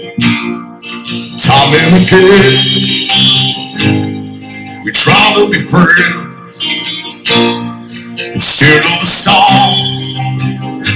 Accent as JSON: {"language": "English", "town": "Petersburg", "region": "Kentucky", "country": "United States", "said": "I'm Petersburg, Kentucky"}